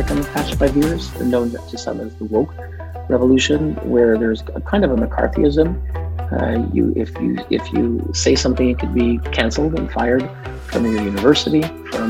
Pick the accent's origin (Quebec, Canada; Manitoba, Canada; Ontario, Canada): Quebec, Canada; Montreal; now in Geneva, Switzerland; when I grew up in Montreal, the city was linguistically divided.